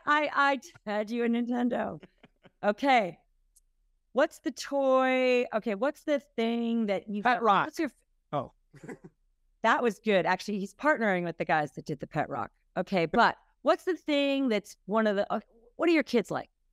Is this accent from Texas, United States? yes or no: no; Minnesota, United States; now in New York, United States; I'm from Minnesota.